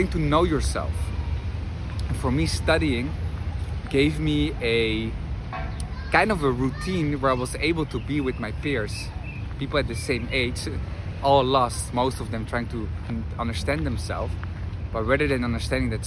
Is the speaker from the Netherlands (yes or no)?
yes; Netherlands; English is a second language; moved away as an adult; now in Madrid, Spain; I'm originally from the Netherlands, but spent here quite some time